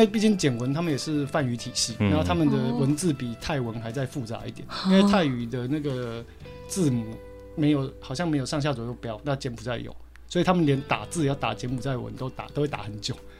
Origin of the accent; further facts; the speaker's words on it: Taiwan; accent: Taiwanese accent (in English); 我们的英文有台湾腔